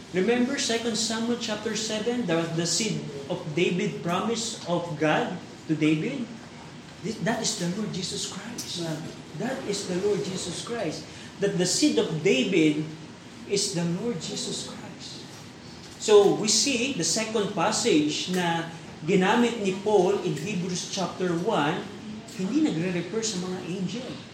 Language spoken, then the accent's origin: Tagalog; Philippines; tayo bilang Pilipino